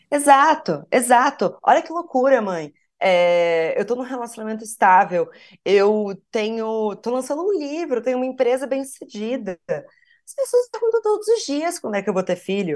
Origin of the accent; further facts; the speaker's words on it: Piracicaba, São Paulo, Brazil; Sou de Piracicaba, interior de São Paulo